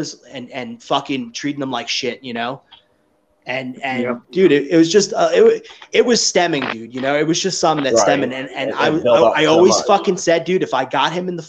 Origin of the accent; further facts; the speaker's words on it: New York, United States; me growing up in New York